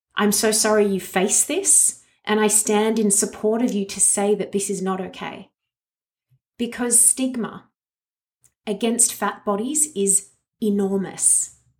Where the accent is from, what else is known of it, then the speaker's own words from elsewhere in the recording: Australia; me as an Australian